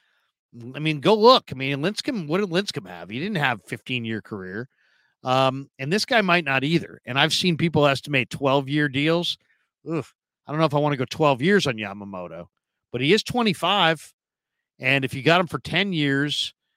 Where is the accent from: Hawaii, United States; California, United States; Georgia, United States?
California, United States; San Francisco; growing up in San Francisco